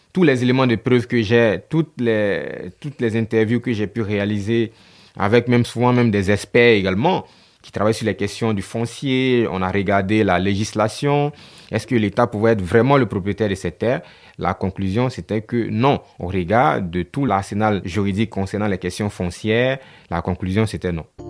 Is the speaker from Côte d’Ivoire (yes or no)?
yes; Côte d’Ivoire; Chez nous en Afrique et particulièrement en Côte d'Ivoire